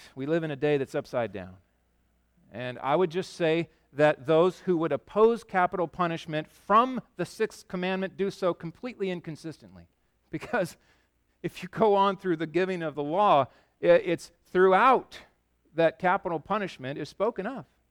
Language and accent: English; Yakima, Washington, United States; also born or lived in Chicago; I grew up in Yakima